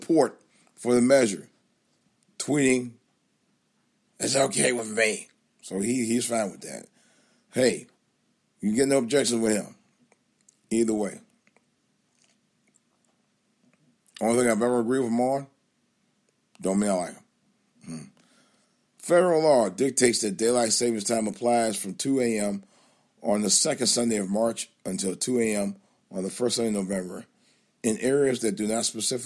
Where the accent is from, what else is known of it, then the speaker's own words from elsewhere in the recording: Cleveland, Ohio, United States; moved away; my hometown news station up in Cleveland